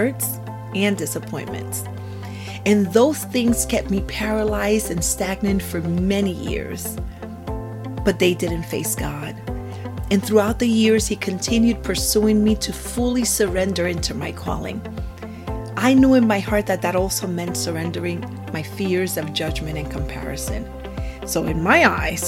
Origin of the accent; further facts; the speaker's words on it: San Juan, Puerto Rico; now in Florida, United States; I was born and raised in San Juan, Puerto Rico, and I currently reside in Florida